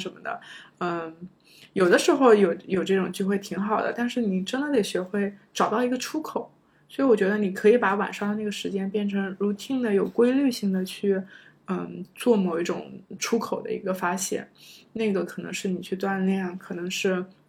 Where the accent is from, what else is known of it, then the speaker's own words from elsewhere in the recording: China; moved away as an adult; also born or lived in United States; 中国学生，我们